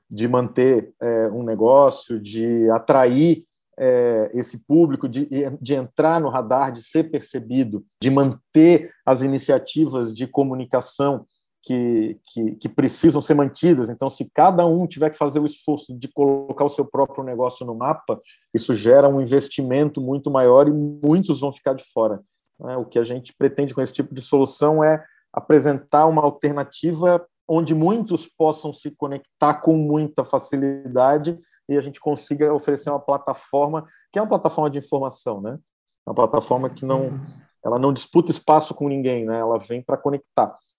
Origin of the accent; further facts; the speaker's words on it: Florianópolis, Santa Catarina, Brazil; eu sou é, catarinense de Floripa, minha família, família da minha mãe toda da Serra de Lages